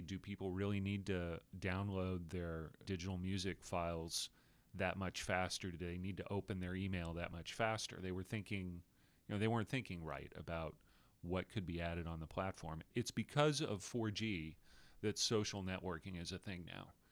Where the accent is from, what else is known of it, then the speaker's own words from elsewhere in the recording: Austin, Texas, United States; In Austin, Texas, where, which happens to be my hometown